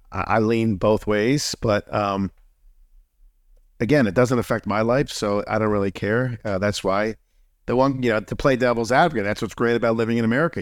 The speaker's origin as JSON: {"language": "English", "region": "New Jersey", "country": "United States", "tie": "born or raised there", "said": "I was born and raised in Friuli, New Jersey"}